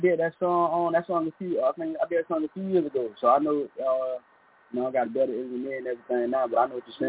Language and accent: English; Lakeland, Florida, United States; Yeah, I'm from Lakeland, Florida.